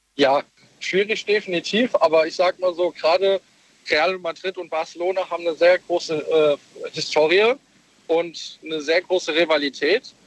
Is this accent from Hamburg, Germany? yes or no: no; Kirn, Rhineland-Palatinate, Germany; Ich komme aus der Nähe von Bad Kreuznach, Kirn